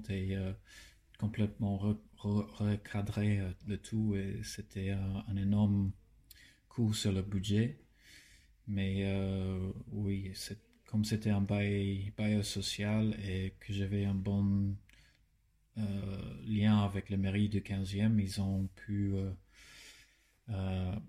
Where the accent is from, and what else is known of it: Darwin, Northern Territory, Australia; born or raised there; French is a second language; moved away as an adult; also born or lived in Melbourne; now in Paris, France